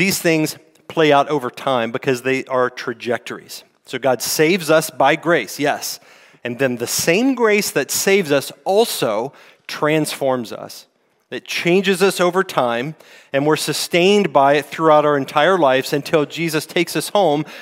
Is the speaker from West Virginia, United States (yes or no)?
yes; West Virginia, United States; moved away; I'm from West Virginia. We call it niche in where I'm from.